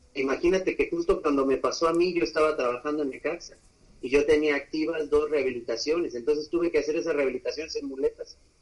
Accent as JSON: {"language": "Spanish", "region": "Aguascalientes", "country": "Mexico", "tie": "born or raised there", "also_born_or_lived": "Colima", "said": "Pues de, Aguascalientes, ahí, ahí nacimos. No realmente nací en Colima, pero, pero nos registraron en, en Aguascalientes, así que ahí he vivido toda la vida, así que de allá somos"}